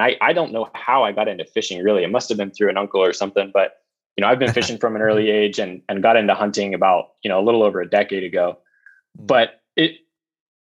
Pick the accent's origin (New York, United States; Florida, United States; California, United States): California, United States; Novato; also born or lived in East Coast / San Diego; I was born on the East Coast, but primarily grew up in California, in the Bay Area. So I grew up in, on the edge of Marin and Sonoma County, in a town called Novato.